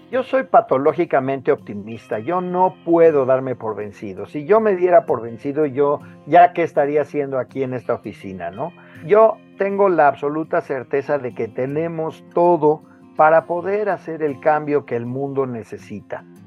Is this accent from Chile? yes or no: no; Mexico; Como mexicano